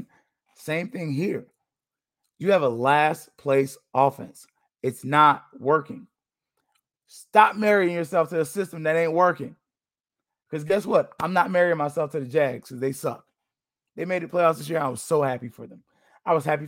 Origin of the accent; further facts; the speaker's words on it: Florida, United States; I'm from Florida